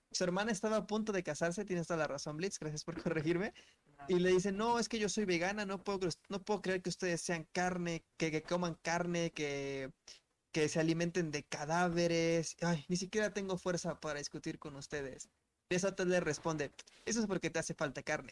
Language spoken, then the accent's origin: Spanish; Mexico City, Mexico; nosotros de aquí de How Major More Latinoamérica, todos somos de la Ciudad de México